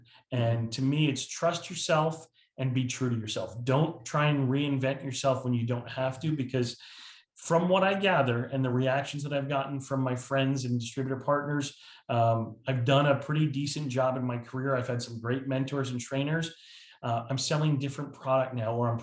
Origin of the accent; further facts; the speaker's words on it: New Jersey, United States; moved away as an adult; now in South Carolina, United States; I moved from New Jersey, which has been my lifelong home, yeah, 2 years ago, to South Carolina, which I live in paradise now.